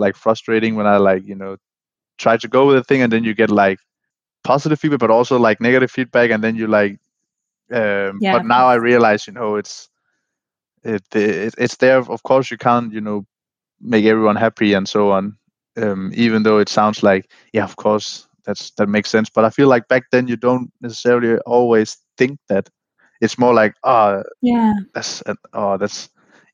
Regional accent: Vejle, Southern Denmark, Denmark; English is a second language; my hometown in Vejle, Denmark

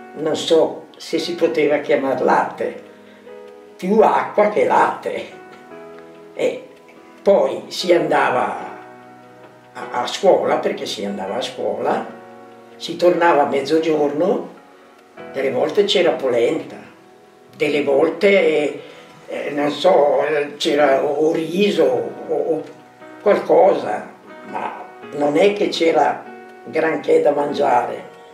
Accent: province of Brescia, Lombardy, Italy; sono nata nel 1936, vengo dalla provincia di Brescia

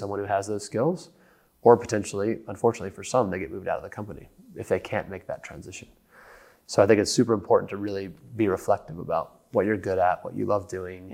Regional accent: United States; accent: American; moved away as an adult; now in London, United Kingdom; as you can tell by my funny accent, I'm an American

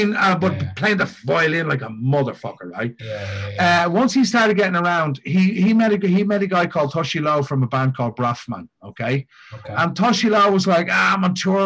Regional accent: Dublin, Leinster, Ireland; now in Japan; when I grew up in Ireland

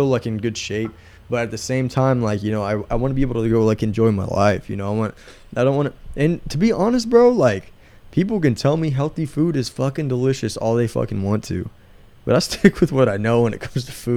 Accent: Texas, United States; I'm from Texas

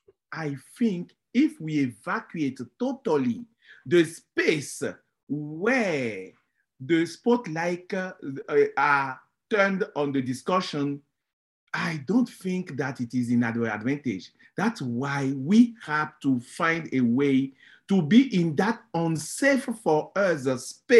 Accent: Benin; moved away; I am from Benin

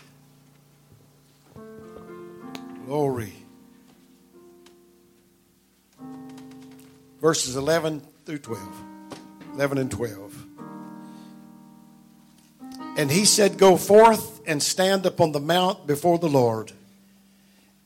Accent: Delhi, Louisiana, United States; also born or lived in Epps, Louisiana; I was born in Delhi in the hospital on October the 4th

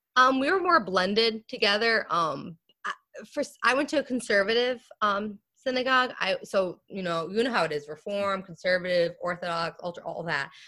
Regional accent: Lumberton, New Jersey, United States; I grew up in uh, Lumberton, New Jersey, which is a rural rural uh, part

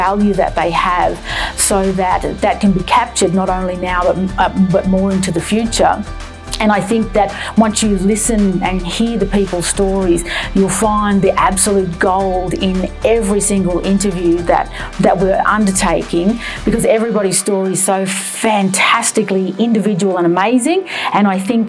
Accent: Dubbo, New South Wales, Australia; also born or lived in Bourke, New South Wales; now in Canberra, Australia; I'm originally from Dubbo, New South Wales, and Barkindji from Bourke, and I've lived here on Ngunnawal country for well over 30 years

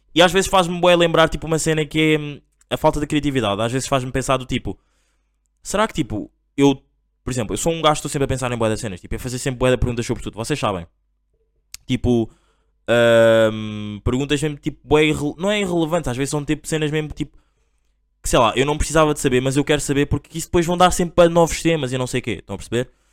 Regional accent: Angola; eu sou angolano

